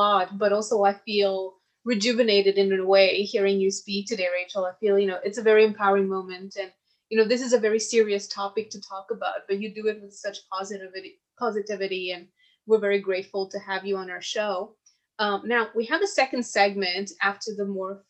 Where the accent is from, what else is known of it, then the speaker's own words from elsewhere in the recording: Mauritius; now in Canada; I'm from Mauritius